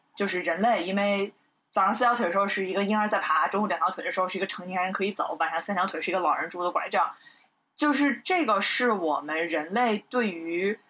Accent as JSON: {"language": "Chinese", "country": "China", "said": "我们作为中国人"}